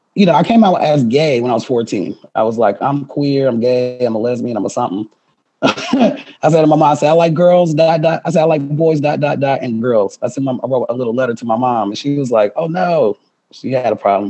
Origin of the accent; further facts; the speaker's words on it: Milwaukee, Wisconsin, United States; moved away as an adult; also born or lived in Madison, Wisconsin; now in Seattle, United States; I'm from Milwaukee, born and raised